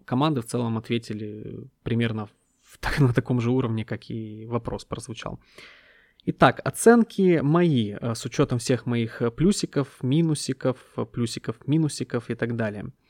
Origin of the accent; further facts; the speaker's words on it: Ukraine; я украинец, который родился в 90-е